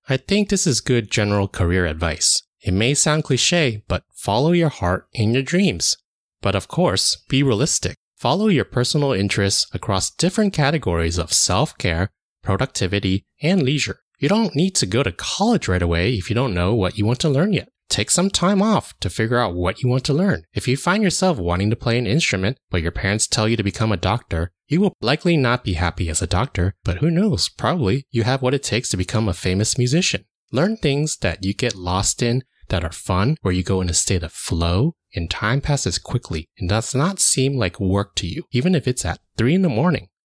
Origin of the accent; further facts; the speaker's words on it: United States; I was born and raised in the United States